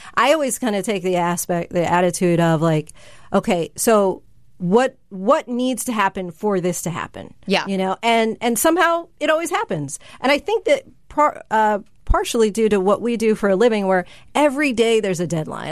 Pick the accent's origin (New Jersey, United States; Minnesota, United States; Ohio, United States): New Jersey, United States; also born or lived in Virginia; I grew up in New Jersey with uh, mom, dad, and older sister